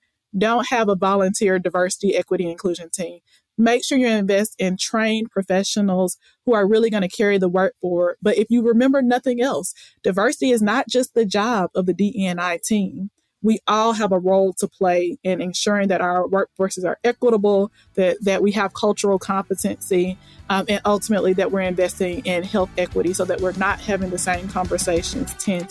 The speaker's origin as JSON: {"language": "English", "town": "Birmingham", "region": "Alabama", "country": "United States", "said": "I'm from Alabama. Like, who would have thought that a person from Birmingham, Alabama would be heavily involved in marketing and advertising, right?"}